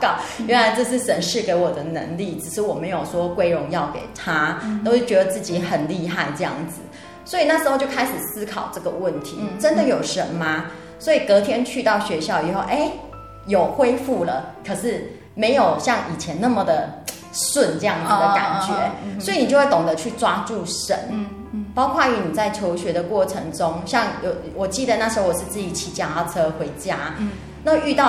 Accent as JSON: {"language": "Chinese", "region": "Tainan", "country": "Taiwan", "said": "我是来自于台南市永康区，我隶属于永康教会"}